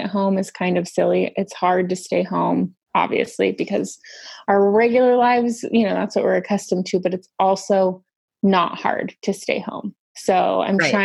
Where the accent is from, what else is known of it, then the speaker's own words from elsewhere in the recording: Salt Lake City, Utah, United States; moved away as an adult; now in New York, United States; I'm originally from Salt Lake City